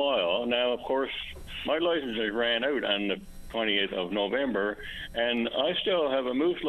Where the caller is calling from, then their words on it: Marystown, Newfoundland and Labrador, Canada; I'm calling from Marystown.